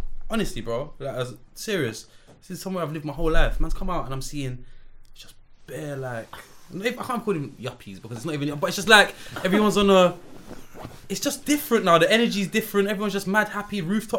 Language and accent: English; Peckham, London, United Kingdom; I'm from Peckham, bro.